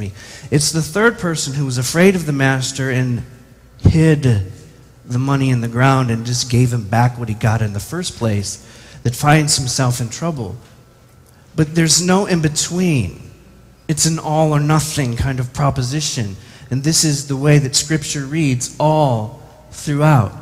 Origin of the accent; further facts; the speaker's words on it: United States; as an American